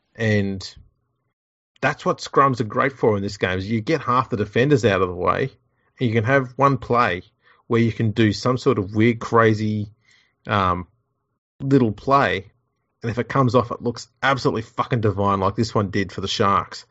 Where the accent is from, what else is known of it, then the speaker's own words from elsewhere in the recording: Australia; I'm an Aussie rugby league battler.